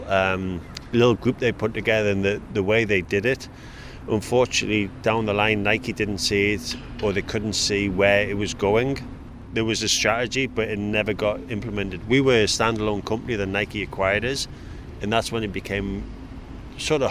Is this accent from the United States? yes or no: no; Newcastle upon Tyne, North East England, United Kingdom; I'm from Newcastle